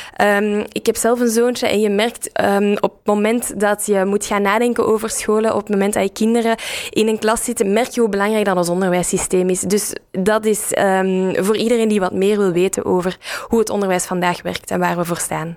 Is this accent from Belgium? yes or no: yes; Dilbeek, Flanders, Belgium; ik heb eh, zelf op school gezeten in Dilbeek, dus in de, in de rand rond Brussel. waar je ook hoort aan mijn accent.